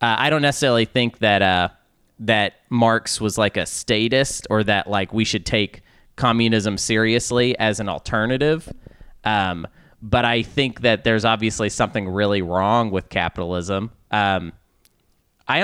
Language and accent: English; Arkansas, United States; I think I say that because I'm from Arkansas.